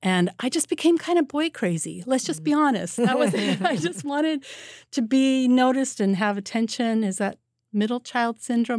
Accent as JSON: {"language": "English", "town": "Santa Ana", "region": "California", "country": "United States", "tie": "born or raised there", "also_born_or_lived": "Wisconsin", "said": "Right in Orange County, California. I was born in Wisconsin, but we moved to Santa Ana, California, when I was 5, because my dad became the very first teacher in the Irvine School District."}